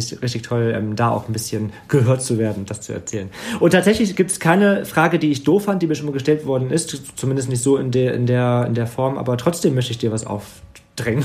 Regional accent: Wegberg, North Rhine-Westphalia, Germany; in dem Dorf, wo ich aufgewachsen bin, in Wegberg

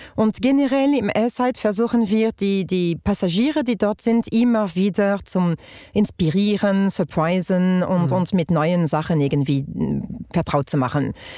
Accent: France; accent: French; German is a second language; moved away as an adult; also born or lived in Germany; now in Switzerland; ich bin Französin, wie man hört, ähm, Britin von Mutterseite und seit 14 Jahren in der Schweiz

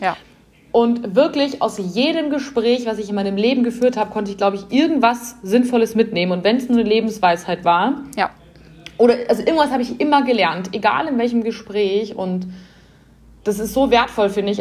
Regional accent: Bavaria, Germany; bei uns in Bayern

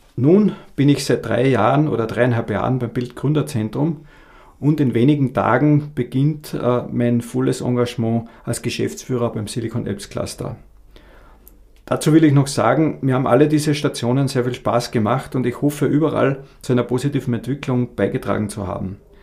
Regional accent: Abtenau, Salzburg, Austria; moved away as an adult; also born or lived in Graz; now in Carinthia, Austria; Ich komme ursprünglich aus Abtenau bei Salzburg

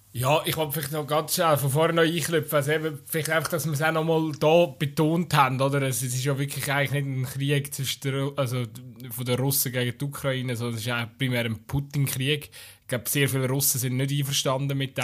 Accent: Switzerland; wir sind als Schweizer

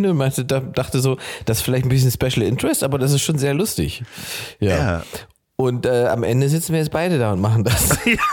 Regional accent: eastern Germany, Germany; Bei uns im Osten hatten Omis immer riesige Gärten

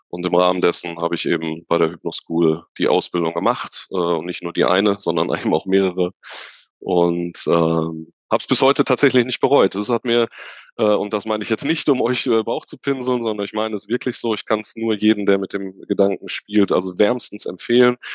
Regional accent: Unna, North Rhine-Westphalia, Germany; Ich komme aus dem wunderschönen Unna in Nordrhein-Westfalen am Rande des Ruhrgebiets in der Nähe von Dortmund

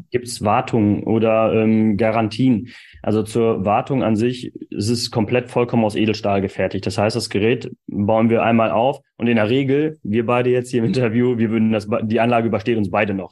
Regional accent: East Frisia, Lower Saxony, Germany; als Ostfriese sagen. Also ich komme ja aus Ostfriesland

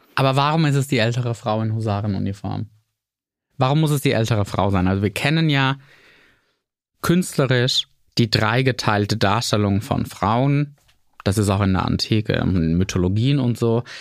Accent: rural Bavaria, Germany; accent: Lower Franconian dialect; Zu der Zeit auf dem bayerischen Land, wo ich groß geworden bin

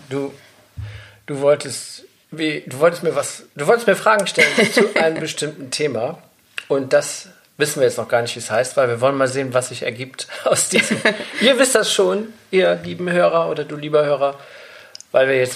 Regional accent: Bonn, North Rhine-Westphalia, Germany; born there; ich bin ja in Bonn geboren

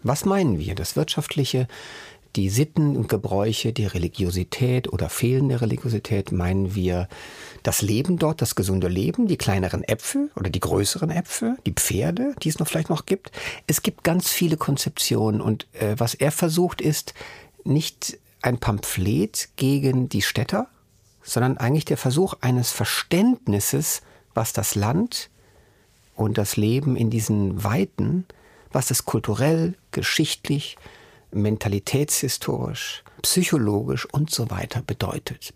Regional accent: Germany; wir als Deutsche

